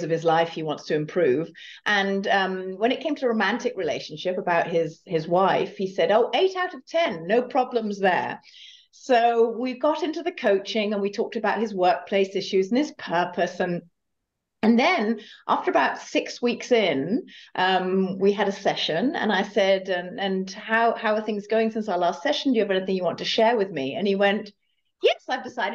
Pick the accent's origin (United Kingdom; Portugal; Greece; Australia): United Kingdom; moved away; also born or lived in Germany / California; as you can perhaps tell from my accent, I'm originally from the UK